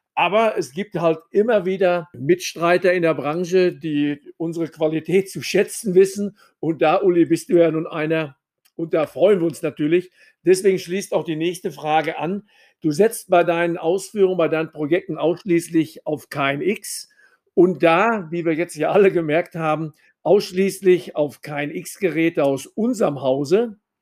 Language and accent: German; Sauerland, North Rhine-Westphalia, Germany; als Sauerländer